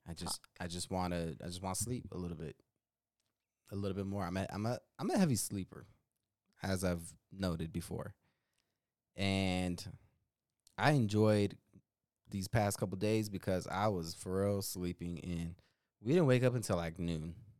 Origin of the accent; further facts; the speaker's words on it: Denver, Colorado, United States; We're from Denver